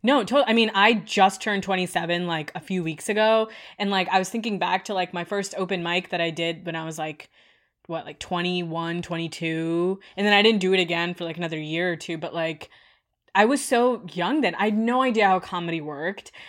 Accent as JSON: {"language": "English", "country": "India", "tie": "born or raised there", "moved": "yes", "said": "I grew up in India"}